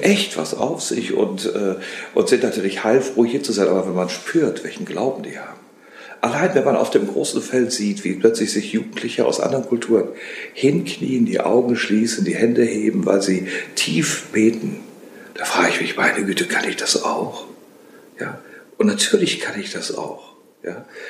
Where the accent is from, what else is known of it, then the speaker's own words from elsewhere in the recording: Rheine, North Rhine-Westphalia, Germany; also born or lived in Paris / Rome; ich komme aus dem Bistum Münster, wie gesagt, und äh, aus Rheine gebürtig